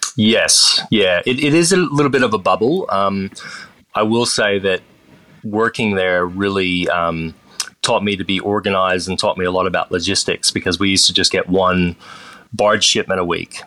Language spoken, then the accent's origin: English; Austin, Texas, United States; moved away as an adult; also born or lived in Toronto, Canada; now in Australia; grew up in Austin, Texas, but uh, both of my parents were Australian, so they emigrated to Canada before I was born. I was born in Toronto, and then um, we made our way down to Texas a few years later